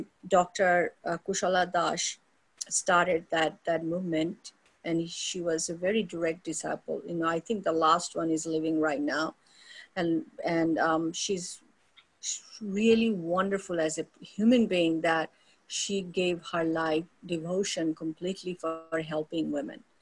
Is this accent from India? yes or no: yes; India; moved away as an adult; born and raised in India, you know, foundation of, um, you know, my main childhood was in India